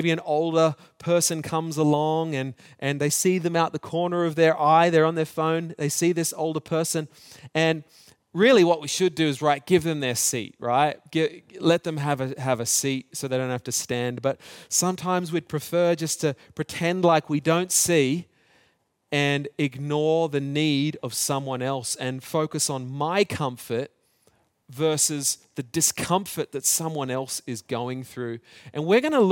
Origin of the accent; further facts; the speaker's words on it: New Zealand; also born or lived in Australia; but growing up in New Zealand and in Australia, we, we played this game at school.